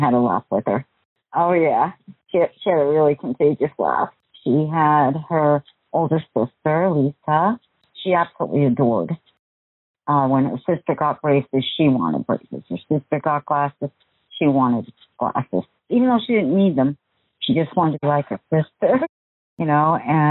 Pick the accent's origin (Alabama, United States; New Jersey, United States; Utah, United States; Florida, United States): New Jersey, United States; now in Washington, United States; We came from New Jersey, so tease hair was the thing. Big hair. They call it big hair. And she carried that through when we moved to Washington